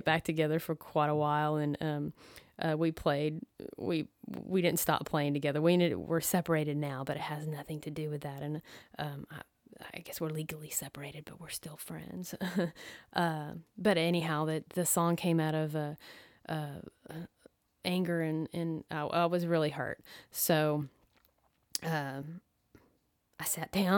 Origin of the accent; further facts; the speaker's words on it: Dallas, Texas, United States; I am from Dallas, Texas